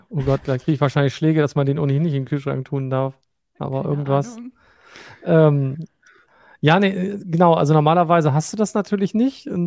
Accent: Northern Germany, Germany; wir sind irgendwann aus Norddeutschland ins Rheinland gezogen

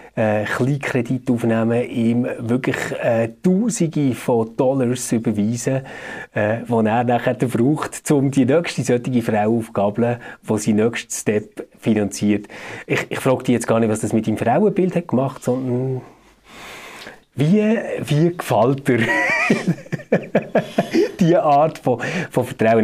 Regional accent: Switzerland; bei uns in der Schweiz

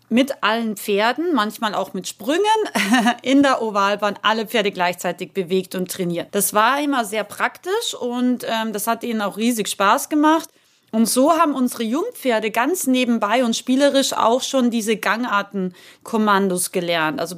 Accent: Salzburg, Austria; ich bin Österreicherin, das wissen ja die meisten von euch und bin in den wunderschönen Salzburger Bergen aufgewachsen.

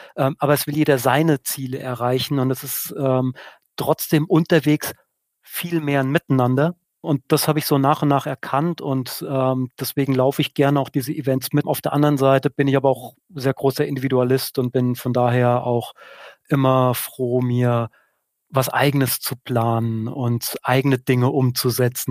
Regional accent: Odenwald, southern Hesse, Germany; now in Münsing, Germany; Ich komme aus einer Region, aus dem Odenwald in Südhessen

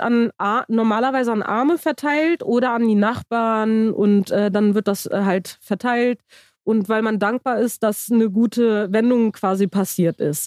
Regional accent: Germany; Ich bin in Deutschland geboren

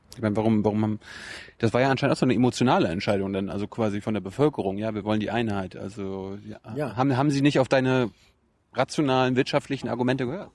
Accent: East Germany, Germany; ich komme ja aus dem Osten

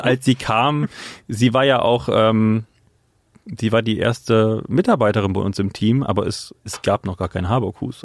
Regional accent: Oberbergisches Land, North Rhine-Westphalia, Germany; ich komm vor, ähm, aus dem oberbergischen Land. Ähm, genau, aus einer kleinen Gemeinde. Ich komme vom Dorf

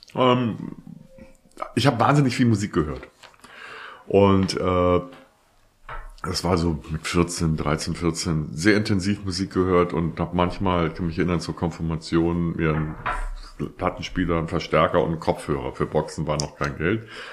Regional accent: Hamburg, Germany; ich bin in Hamburg geboren und da aufgewachsen

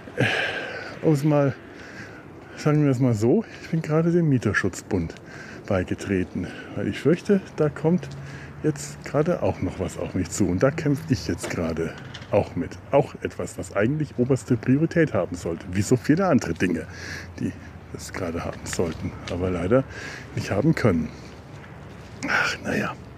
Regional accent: Werneck, Bavaria, Germany; now in Cologne, Germany; Dafür ist es einfach meine alte Heimat. Die ist Teil von mir. Die ist so sehr Teil von mir. So sehr werde ich in Köln nie verwurzelt sein, dass meine eigentlichen Wurzeln nicht letzten Endes doch hier sind

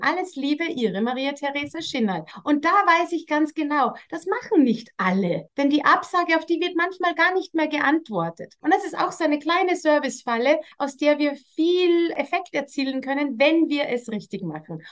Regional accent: Austria; bei uns in Österreich

